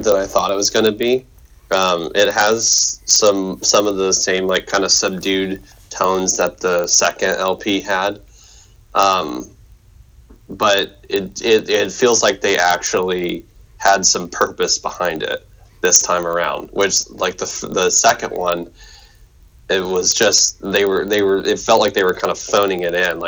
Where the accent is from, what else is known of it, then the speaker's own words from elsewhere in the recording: United States; we're two English speaking men